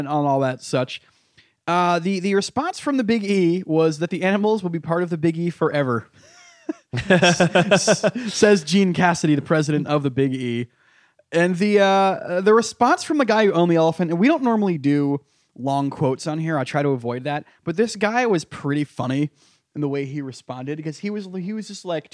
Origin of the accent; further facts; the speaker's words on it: United States; now in New York, United States; this is like an hour from my hometown